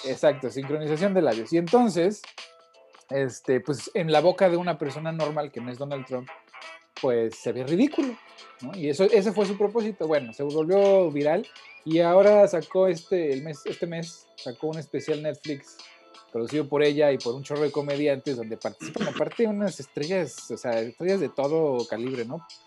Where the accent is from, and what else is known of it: Mexico; also born or lived in Portland, United States; now in United States